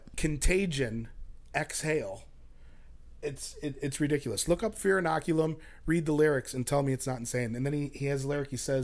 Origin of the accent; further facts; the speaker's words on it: Chicago, Illinois, United States; moved away as an adult; now in Austin, United States; I'm from the West Suburbs. Wow. I was born in Chicago.